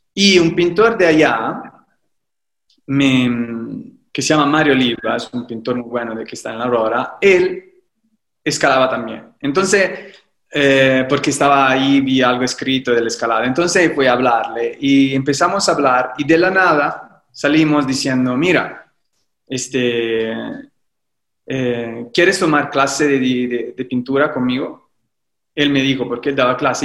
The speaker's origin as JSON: {"language": "Spanish", "town": "Livorno", "region": "Tuscany", "country": "Italy", "also_born_or_lived": "Rome", "second_language": "Spanish", "moved": "as an adult", "lives_now": "Mexico", "said": "vivo en México y soy de Italia, soy de Livorno, una ciudad de la Toscana"}